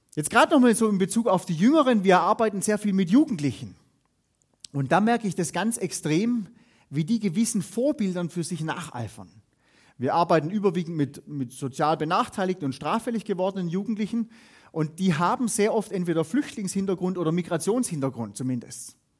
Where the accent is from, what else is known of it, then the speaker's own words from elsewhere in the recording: Hohenlohe, Baden-Württemberg, Germany; wo ich herkomme, aus der Hohenlohe-Ebene.